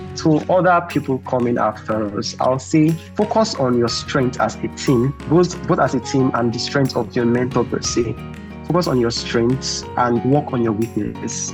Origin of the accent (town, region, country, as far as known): Nigeria